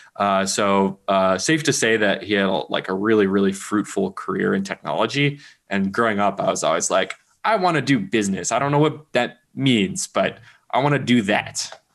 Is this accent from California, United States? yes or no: yes; Berkeley, California, United States; I grew up in Berkeley, California